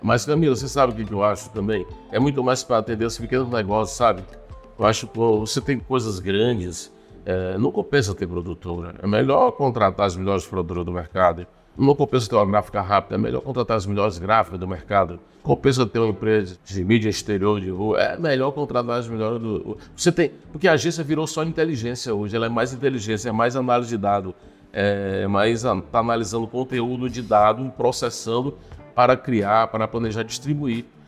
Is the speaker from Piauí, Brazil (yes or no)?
yes; Joaquim Pires, Piauí, Brazil; now in Teresina, Brazil; Eu nasci no norte do estado, em Joaquim Pires, Piauí.